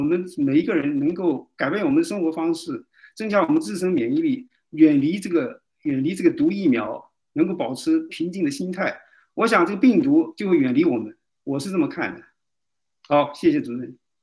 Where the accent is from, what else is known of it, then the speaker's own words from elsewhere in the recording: China; 我们中国人只有推翻中共，我们人才活得有体面，才会有尊严。